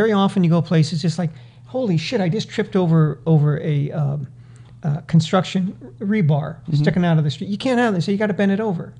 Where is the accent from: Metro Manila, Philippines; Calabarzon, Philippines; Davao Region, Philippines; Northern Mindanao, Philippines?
Metro Manila, Philippines; Manila; You hear a lot of people from the Philippines. I'm from Manila.